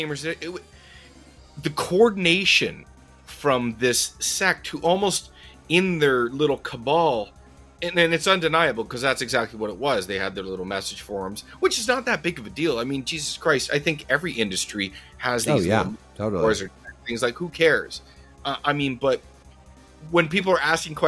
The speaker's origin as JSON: {"language": "English", "country": "Canada", "said": "I'm Canadian"}